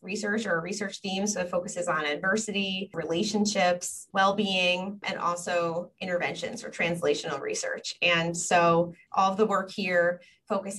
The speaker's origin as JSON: {"language": "English", "area": "Long Island", "region": "New York", "country": "United States", "tie": "born or raised there", "also_born_or_lived": "Washington, D.C.", "said": "I grew up in New York. I grew up on Long Island"}